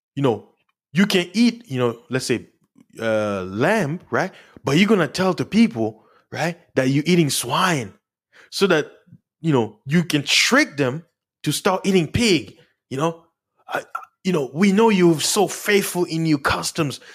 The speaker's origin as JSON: {"language": "English", "country": "United States", "said": "as an American"}